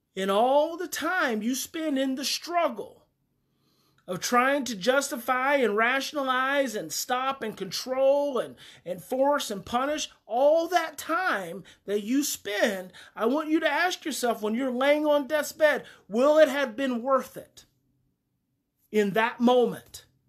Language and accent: English; Mountain View, United States; I grew up in Mountain View